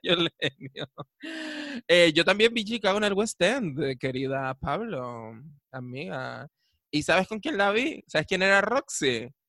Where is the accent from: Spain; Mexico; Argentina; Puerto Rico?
Spain; Canary Islands; Nosotras, que somos bien canarias